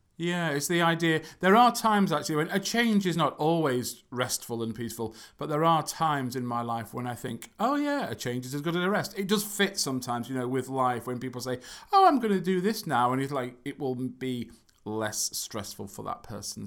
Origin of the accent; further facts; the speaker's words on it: England, United Kingdom; from England